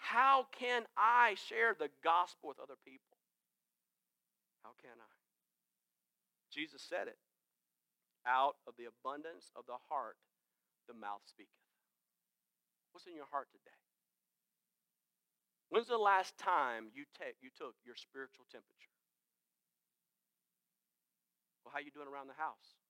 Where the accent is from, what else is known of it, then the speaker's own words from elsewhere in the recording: Greenville, South Carolina, United States; I am from Greenville